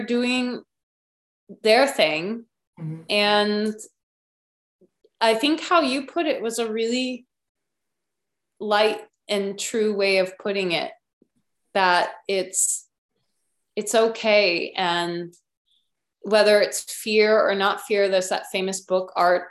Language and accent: English; Illinois, United States; also born or lived in California; now in Norway; I came from the Midwest